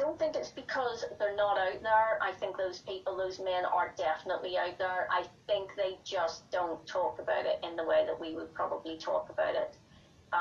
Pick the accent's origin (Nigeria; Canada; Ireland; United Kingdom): Ireland; I'm Irish